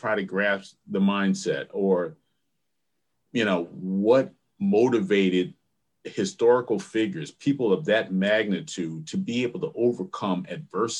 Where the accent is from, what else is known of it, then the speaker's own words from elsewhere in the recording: Neptune, New Jersey, United States; moved away as an adult; also born or lived in Princeton, New Jersey / Milwaukee, Wisconsin; I grew up on the Jersey Shore down by Asbury Park, Neptune area